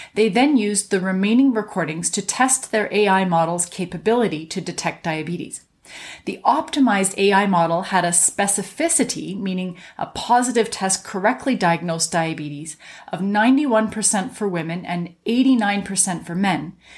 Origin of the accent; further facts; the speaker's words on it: Canada; I'm a Canadian physician